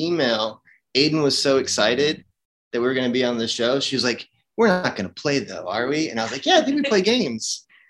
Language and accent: English; Franklin, Tennessee, United States; in my hometown, where I was raised in Franklin.